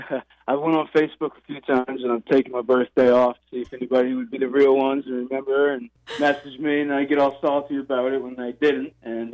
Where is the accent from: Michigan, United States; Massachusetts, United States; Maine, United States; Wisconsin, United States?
Maine, United States; Biddeford; I'm from Biddeford.